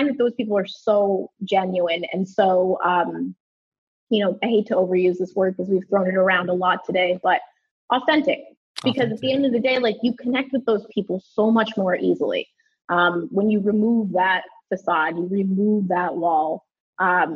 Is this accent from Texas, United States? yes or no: no; New York City, New York, United States; I grew up in the New York City area